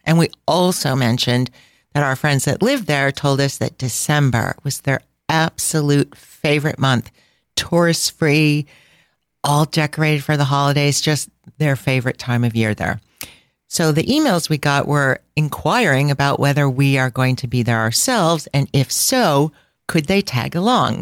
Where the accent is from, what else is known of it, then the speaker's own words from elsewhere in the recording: Midwest, United States; I'm from the Midwest